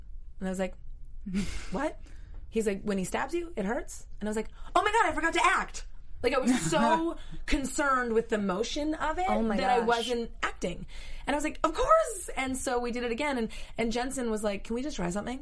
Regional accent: Vancouver, British Columbia, Canada; moved away as an adult; also born or lived in Tokyo / Germany / Dallas; now in Los Angeles, United States; I'm Canadian

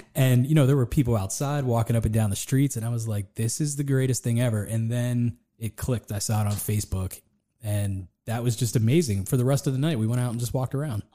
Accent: Latrobe, Pennsylvania, United States; I'm from Latrobe. I was born there

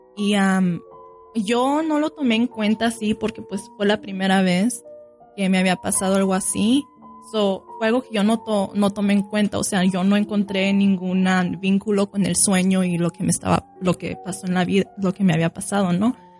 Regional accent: Sinaloa, Mexico; con la gente que yo fui criada, yo, nosotros somos de Sinaloa, Mazatlán, Culiacán

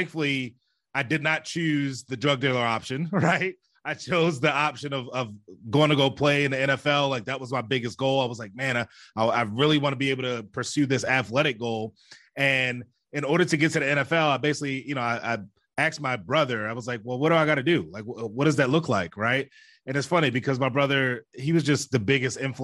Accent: Baltimore, Maryland, United States; I grew up in Baltimore City

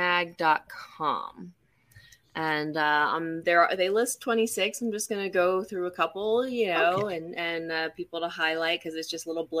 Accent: Florida, United States; That's why I grew up in Florida. That's why I left.

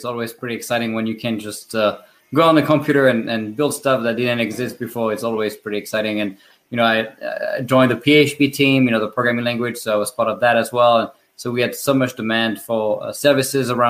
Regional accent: France; accent: French; English is a second language; moved away as an adult; now in United States; with my French accent that I was not born in the US and I moved here 10 years ago

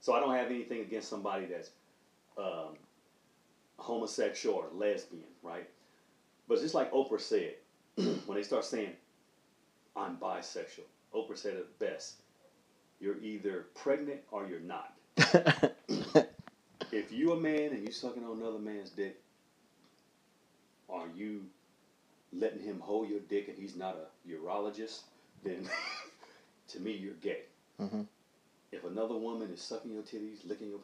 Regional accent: Oakland, California, United States; I grew up in Oakland

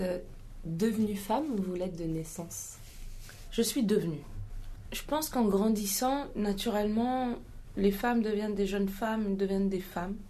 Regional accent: Mali; French is a second language; moved away; also born or lived in Ghana; en grandissant au Mali et en Afrique en général, j'ai grandi entre le Ghana et le Mali

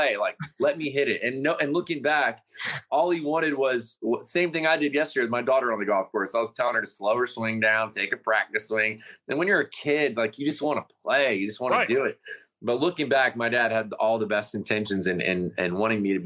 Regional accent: Vero Beach, Florida, United States; moved away as an adult; also born or lived in Tallahassee, Florida; now in Kingston Springs, United States; Where I grew up in Florida, in this little town called Vero Beach, Florida

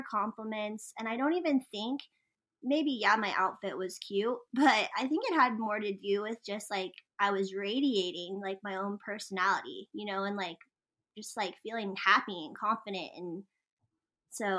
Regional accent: New Mexico, United States; I'm from New Mexico

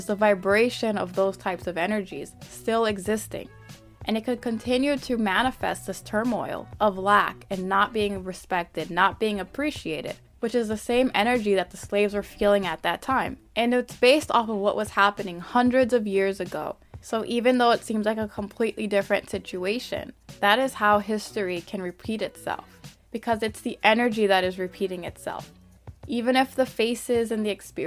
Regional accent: United States; my family is from Haiti. I was born and raised here in America, but I am Haitian. I am a Haitian American first generation

